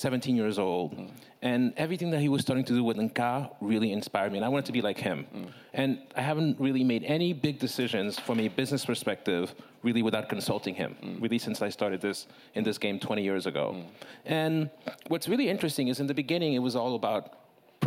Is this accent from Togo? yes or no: yes; Lomé, Maritime, Togo; moved away; I'm a native son and I was born in Togo